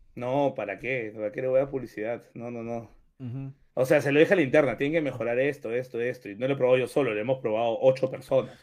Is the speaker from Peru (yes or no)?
yes; Peru; tú como peruano